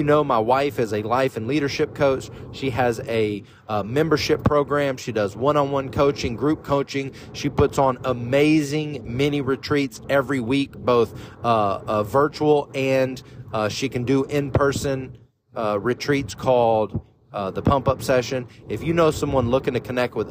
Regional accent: Bible Belt, the South, United States; I was raised in the South, deep in the Bible Belt

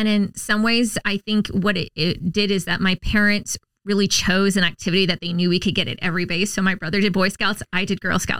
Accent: Huntington Beach, California, United States; also born or lived in Subic Bay, Philippines; I was born in Subic Bay on a U.S. naval base in the Philippines, and I grew up in the military on Navy bases just like the ones I serve on throughout my entire childhood. So we were in Huntington Beach.

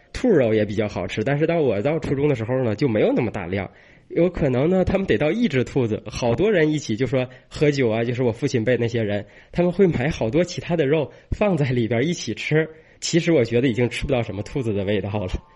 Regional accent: Tianjin, China; 我是天津市汉谷区，下边的一个算是渔村吧

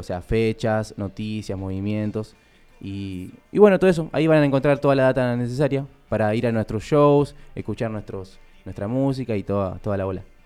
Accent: Luis Guillón, Buenos Aires Province, Argentina; yo soy de Luis Guillón

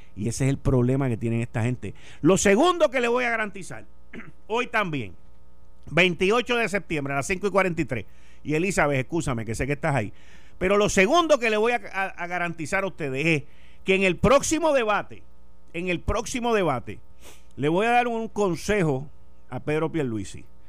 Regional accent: Puerto Rico; puertorriqueños hablando inglés como somos tú, yo y los míos

